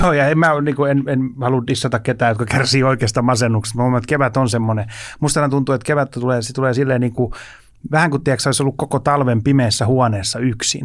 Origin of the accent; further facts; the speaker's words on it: Helsinki, Uusimaa, Finland; mä oon Helsingistä kotoisin